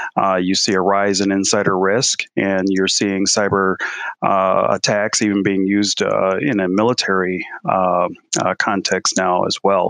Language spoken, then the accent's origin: English; Milwaukee, Wisconsin, United States; moved away as an adult; also born or lived in Austin; we're born, my wife and I, Celeste, we're born and raised in Milwaukee. We went through Milwaukee public schools, both of us.